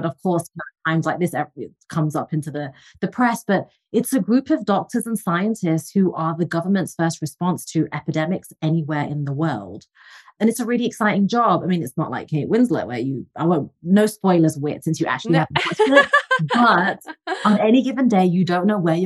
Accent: England, United Kingdom; moved away; I'm originally from England, as you can tell from the accent

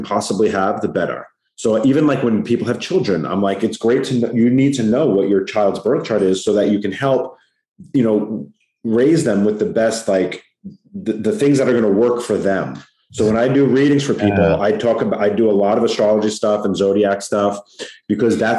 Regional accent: Long Island, New York, United States; accent: New York; I'm from Long Island, New York

